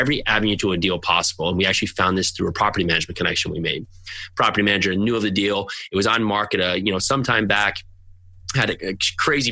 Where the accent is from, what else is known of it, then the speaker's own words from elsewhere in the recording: New Jersey, United States; I'm from New Jersey